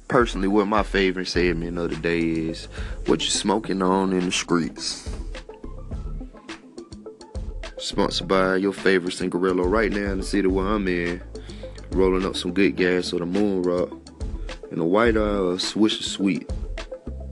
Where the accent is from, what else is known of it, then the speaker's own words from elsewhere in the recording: the South, United States; I'm from the South